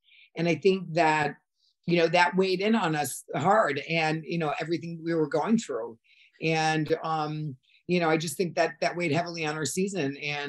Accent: Connecticut, United States; moved away as an adult; also born or lived in New York / Europe; I grew up in Connecticut, and then I lived in New York, and then I moved to Europe. So at that point, you know, I speak three languages

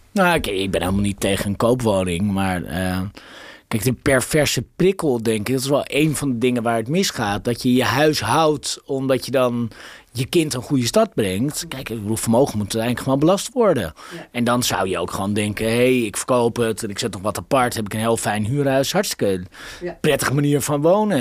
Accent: Amsterdam, North Holland, Netherlands; ik voel me daar natuurlijk als Amsterdammer enorm betrokken bij

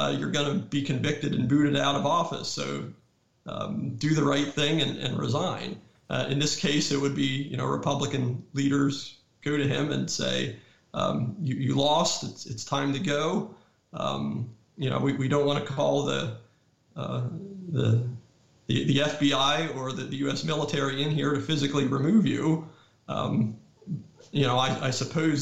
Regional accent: Pennsylvania, United States; moved away; also born or lived in North Carolina; I grew up a New York Yankees fan because I grew up in Pennsylvania

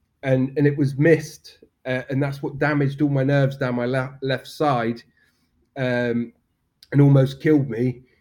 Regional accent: Swanage, South West England, United Kingdom; also born or lived in Spain; now in Poole, United Kingdom; I'm from Swanage, but live in Poole

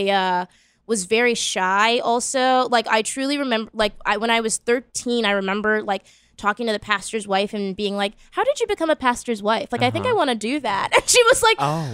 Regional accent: Boston, Massachusetts, United States; accent: Boston; I'm from Boston, and so that's a very liberal, like, college city

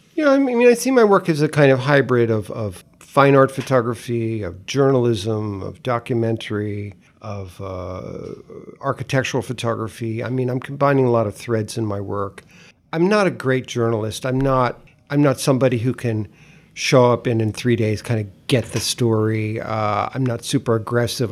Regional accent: Greenwich, Connecticut, United States; also born or lived in Tennessee (ancestry) / northern Florida (ancestry); eventually moved from the, to Greenwich, from Greenwich Village to Old Greenwich, Connecticut. So, I went from one Greenwich to the another Greenwich.

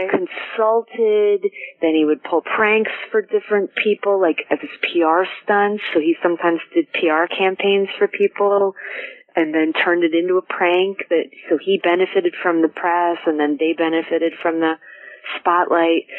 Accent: Westport, Connecticut, United States; growing up in Westport

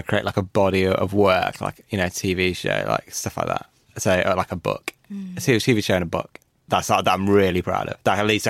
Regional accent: Birmingham / Coventry, West Midlands, United Kingdom; I was born in Birmingham, in Handsworth, and then moved to Coventry.

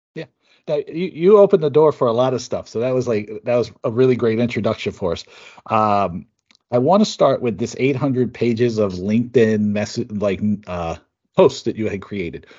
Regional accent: Seattle, Washington, United States; also born or lived in Bremerton, Washington; Seattle, my hometown, Seattle. I was born in Bremerton

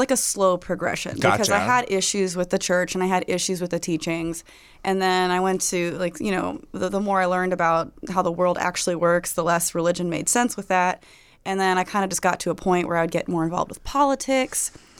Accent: Florida, United States; born or raised there

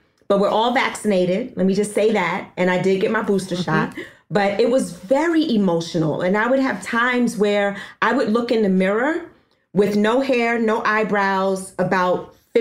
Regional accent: New York City, New York, United States; I was born and raised in Harlem

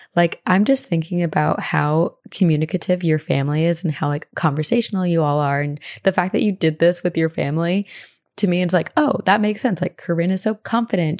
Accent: East Coast, United States; as a teenager growing up on the East Coast

